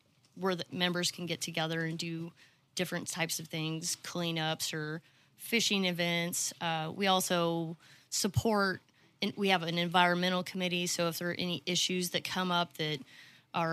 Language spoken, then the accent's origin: English; Manhattan, Kansas, United States; moved away as an adult; now in Fayetteville, United States; originally I'm from Kansas